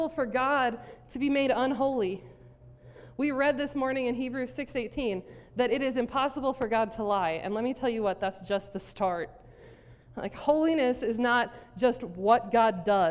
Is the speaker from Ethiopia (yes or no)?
no; South Dakota, United States; I grew up in South Dakota, Tornado Alley.